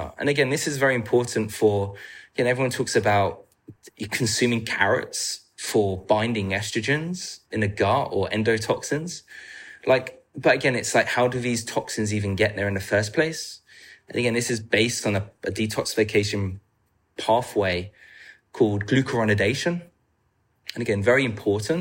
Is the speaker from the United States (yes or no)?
no; England, United Kingdom; I'm from England